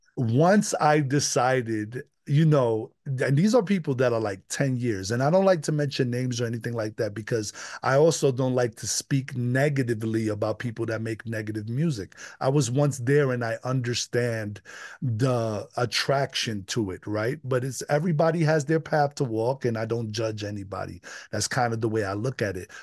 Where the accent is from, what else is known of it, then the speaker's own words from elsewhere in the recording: New York City, New York, United States; moved away as an adult; now in Westminster, United States; I was raised in the Bronx